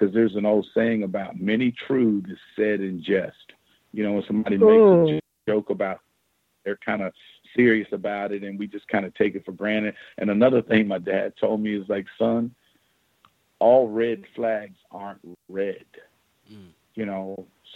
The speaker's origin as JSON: {"language": "English", "region": "the South", "country": "United States", "moved": "yes", "said": "I come from the South"}